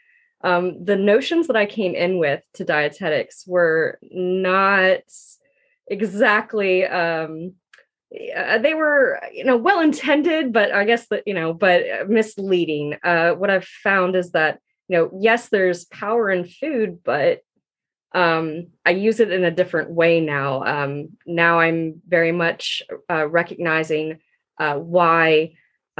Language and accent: English; Georgia, United States; I am from Georgia. My parents planted me here at birth, and I call myself an adopted Southerner because I just have always been in Georgia